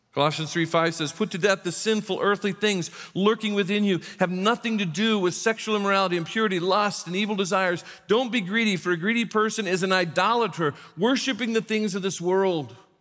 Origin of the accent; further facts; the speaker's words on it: South Bend, Indiana, United States; moved away; we were raised in the South Bend, Indiana, Indiana area